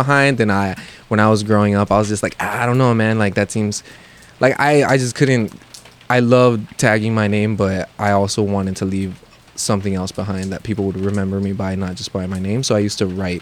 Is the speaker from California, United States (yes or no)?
yes; Los Angeles, California, United States; where I grew up in Lincoln Heights